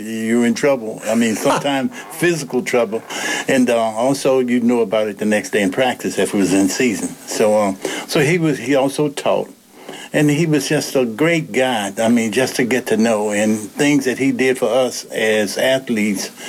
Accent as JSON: {"language": "English", "town": "Lynchburg", "region": "Virginia", "country": "United States", "tie": "born or raised there", "said": "I was born in Lynchburg, here in Lynchburg, and I graduated from Dunbar High School."}